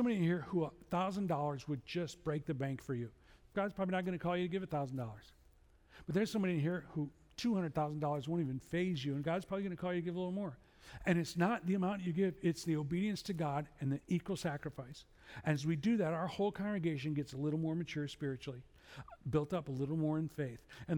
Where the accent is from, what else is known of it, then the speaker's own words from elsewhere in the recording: Chicago, Illinois, United States; I'm from Chicago